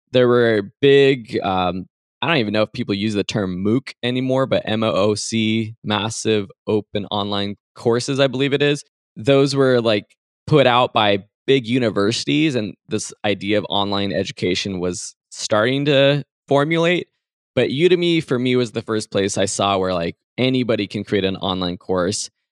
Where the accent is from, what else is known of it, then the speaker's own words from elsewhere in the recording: San Dimas, California, United States; I am from outside Los Angeles in a town called San Dimas.